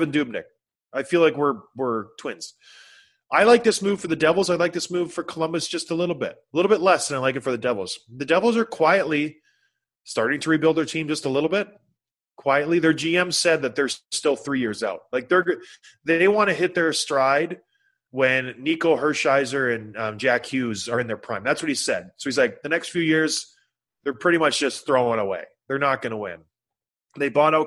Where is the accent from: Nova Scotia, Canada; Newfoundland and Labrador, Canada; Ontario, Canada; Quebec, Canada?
Ontario, Canada; St. Catharines; I grew up in St. Catharines